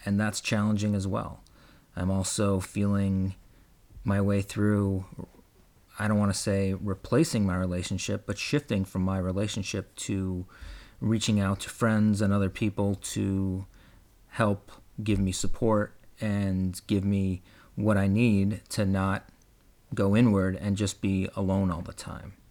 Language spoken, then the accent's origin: English; West Coast, United States; I'm from the West Coast and my family lives on the East Coast